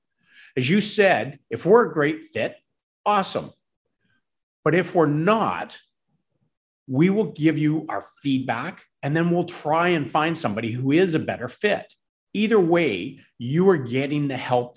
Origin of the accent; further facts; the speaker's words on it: Campbell River, British Columbia, Canada; both of us are actually born and raised in BC. I was born in Campbell River